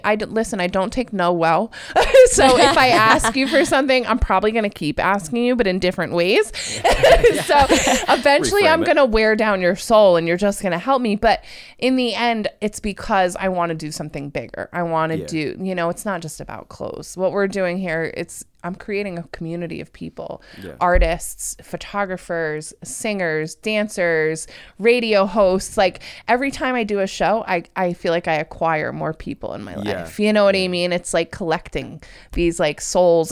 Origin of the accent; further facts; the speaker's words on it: Waterford, Connecticut, United States; I'm from Waterford originally